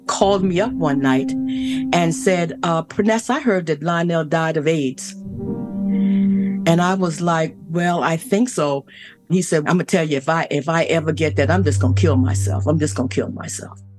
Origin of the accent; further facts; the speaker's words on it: Lincolnville, United States; moved away; the church that I grew up in in Lincolnville.